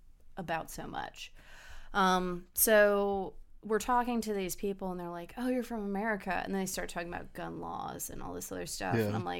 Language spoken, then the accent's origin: English; Germany; born there; Well, it was my dad recommended it to me, and I was born in Germany.